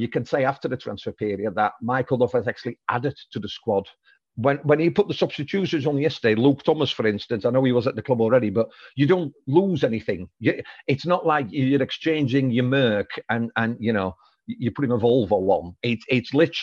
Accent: Netherlands; moved away; I'm Dutch

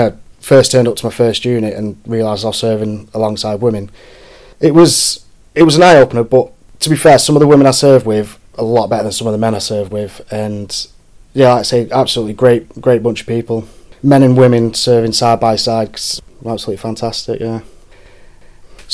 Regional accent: Morecambe, North West England, United Kingdom; I'm from Morecambe

